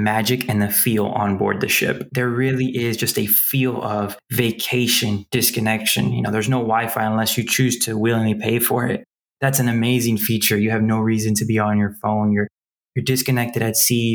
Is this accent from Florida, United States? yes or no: yes; Miami, Florida, United States; I stayed home for college. I'm from Miami